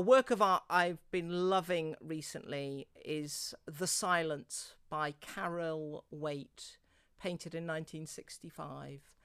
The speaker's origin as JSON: {"language": "English", "area": "near Worcestershire", "region": "West Midlands", "country": "United Kingdom", "tie": "born or raised there", "moved": "yes", "said": "I grew up near Worcestershire, but intriguingly, I think the little village church where I grew up."}